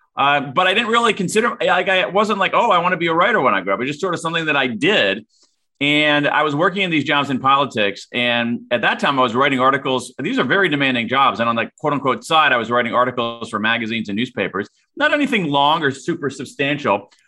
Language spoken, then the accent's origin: English; Central Ohio, United States; I grew up in Central Ohio